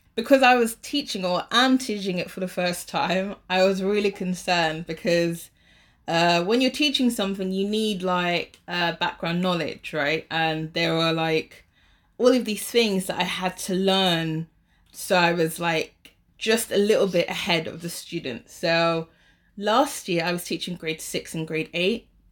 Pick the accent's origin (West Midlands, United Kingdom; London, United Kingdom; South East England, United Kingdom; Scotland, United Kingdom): London, United Kingdom; moved away as an adult; now in Shanghai, China; I'm from London, but I have, uh, like, a Caribbean background